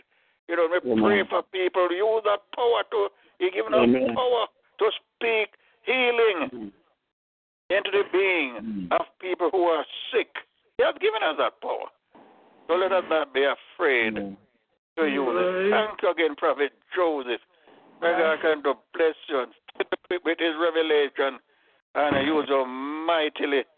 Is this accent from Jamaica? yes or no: yes; Jamaica; when I was growing up in Jamaica